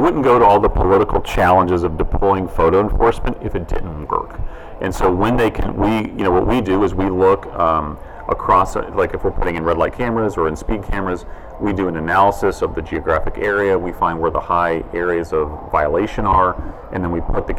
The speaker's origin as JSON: {"language": "English", "region": "Georgia", "country": "United States", "said": "Georgia, my home state, is a pretty conservative, traditionally called a red state"}